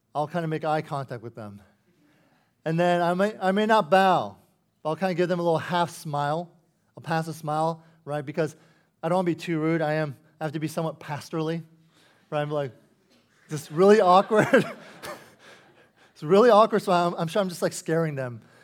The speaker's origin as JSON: {"language": "English", "country": "United States", "said": "as an American, But with a Korean heritage"}